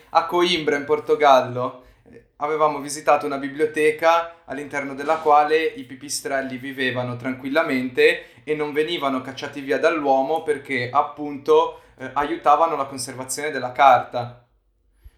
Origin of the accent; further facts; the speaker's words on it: Liguria, Italy; siamo Liguri e quindi forse non l'abbiamo detto da dove veniamo, siamo tutti nella zona di Chiavari, comunque nel Levante Ligure